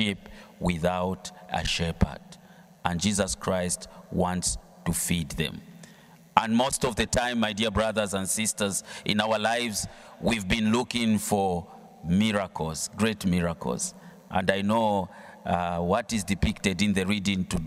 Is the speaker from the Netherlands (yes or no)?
no; Zambia; I come from Zambia